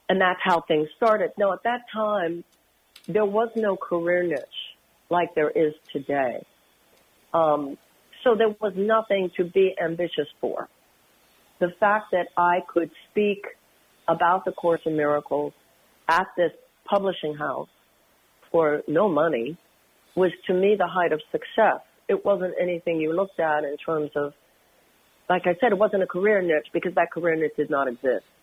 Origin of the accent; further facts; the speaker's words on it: Houston, Texas, United States; Well, first of all, I come from Houston, which was interesting to me.